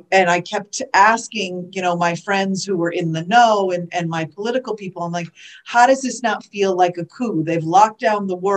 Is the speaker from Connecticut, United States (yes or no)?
yes; Connecticut, United States; moved away as an adult; also born or lived in Boston area / Southern California; now in Florida, United States; I was born and raised in Connecticut